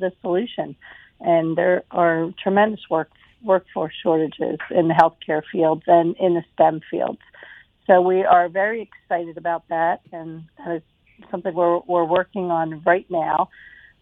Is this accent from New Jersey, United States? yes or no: yes; New Jersey, United States; moved away as an adult; also born or lived in Philadelphia area; now in Mobile, United States; I am actually from South Jersey and have lived in Philadelphia area